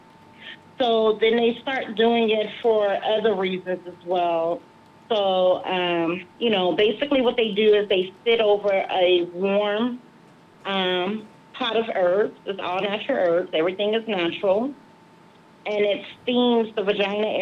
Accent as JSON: {"language": "English", "town": "New Orleans", "region": "Louisiana", "country": "United States", "moved": "yes", "lives_now": "Las Vegas, United States", "said": "I'm originally from New Orleans"}